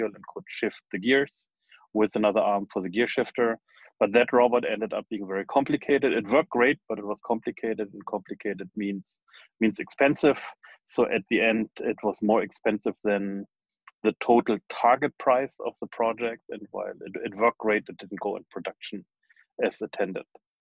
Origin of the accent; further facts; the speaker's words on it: Germany; moved away as an adult; also born or lived in United States / Darmstadt / New York / Braunschweig; now in Silicon Valley, United States; I was born in Germany, then went to high school in Germany and in the US